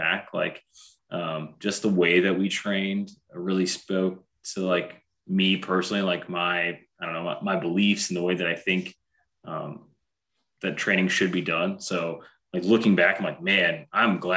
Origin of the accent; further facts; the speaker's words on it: Fort Wayne, Indiana, United States; also born or lived in Utah; I'm from Fort Wayne originally